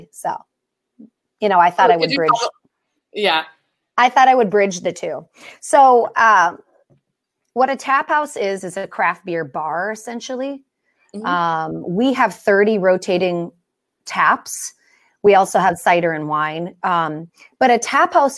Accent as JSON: {"language": "English", "region": "Wisconsin", "country": "United States", "tie": "born or raised there", "moved": "as an adult", "lives_now": "Pacific Northwest, United States", "said": "I grew up in Wisconsin"}